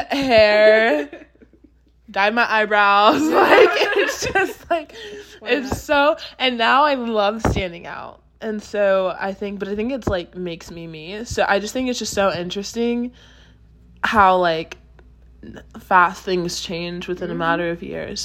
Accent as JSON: {"language": "English", "town": "Austin", "region": "Texas", "country": "United States", "tie": "born or raised there", "moved": "as an adult", "lives_now": "Los Angeles, United States", "said": "I was born and raised in Texas"}